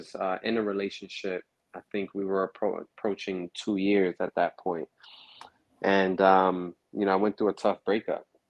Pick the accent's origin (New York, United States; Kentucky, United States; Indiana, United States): New York, United States; New York City; also born or lived in Harlem; I was born in Harlem, raised in Brooklyn